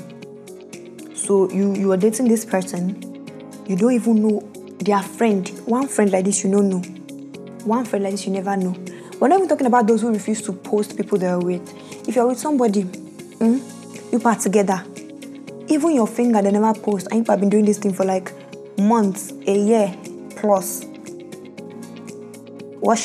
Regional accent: Bayelsa, Nigeria; Bayelsa is my home state

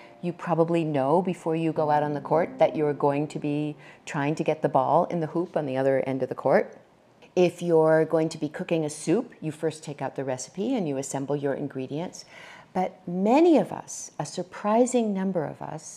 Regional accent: New Hampshire, United States; moved away; also born or lived in California; I was born in the state of New Hampshire, and I ultimately made my way to the state of California

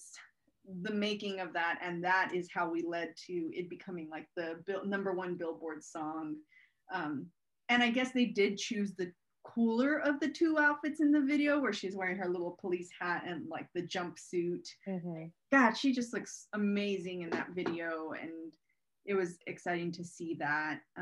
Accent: Robstown, Texas, United States; growing up in Robstown

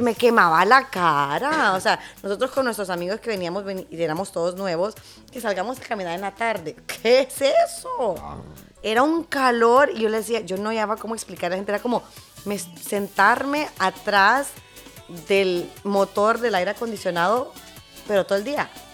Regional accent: Honduras; de Honduras, soy

